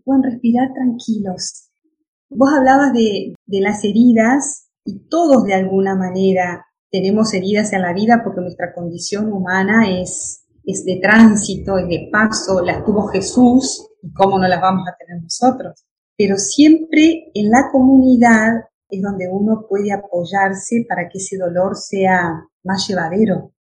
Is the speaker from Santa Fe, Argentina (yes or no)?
no; Entre Ríos, Argentina; Yo soy entre Riana, de campo, de pueblo